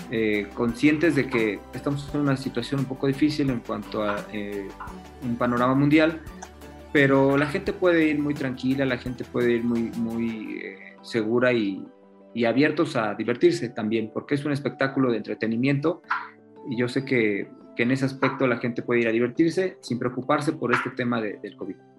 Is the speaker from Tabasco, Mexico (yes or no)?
no; Puebla, Mexico; Yo soy poblano, también fui boxeador en su momento